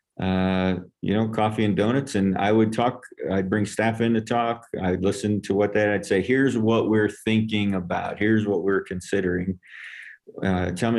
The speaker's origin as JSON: {"language": "English", "region": "upstate New York", "country": "United States", "tie": "born or raised there", "moved": "yes", "lives_now": "Longmont, Colorado, United States", "said": "I'm from New York, upstate"}